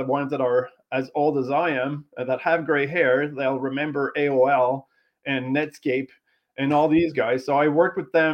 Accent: Quebec, Canada; being from Quebec, as you can hear in my accent

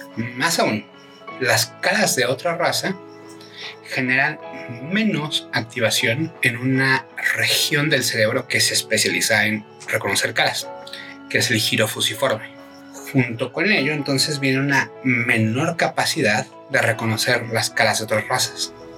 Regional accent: Mexico; Como mexicanos

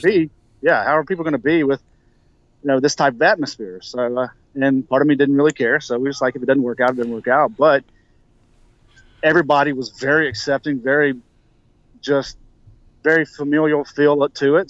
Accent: Mississippi, United States; now in South Carolina, United States; it's my home state

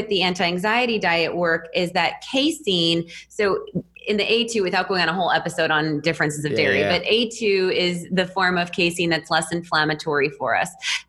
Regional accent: Wisconsin, United States; I'm in Austin, Texas now. Yeah. I've been in Texas for over a decade, but I'm from between Milwaukee and Madison.

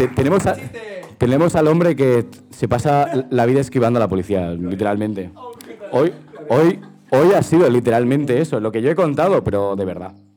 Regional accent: Madrid, Community of Madrid, Spain; somos chavales de Madrid

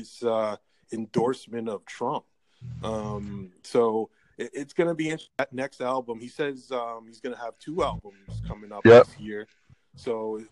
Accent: Toronto, Ontario, Canada; I'm from the Toronto area.

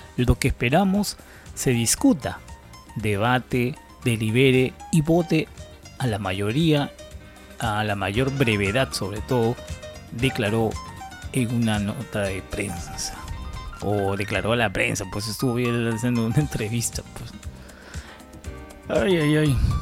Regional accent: Peru; nosotros como peruanos

